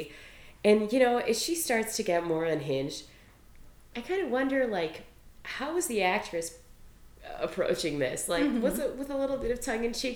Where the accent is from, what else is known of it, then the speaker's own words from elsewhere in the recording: Midwest, United States; accent: Midwestern; I grew up in the Midwest. I have a heavy Midwestern accent.